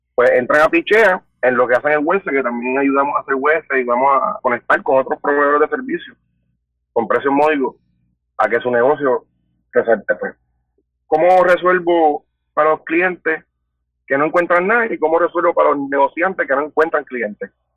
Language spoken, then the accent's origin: Spanish; Guaynabo, Puerto Rico; Soy de Guaynao y tengo 27 años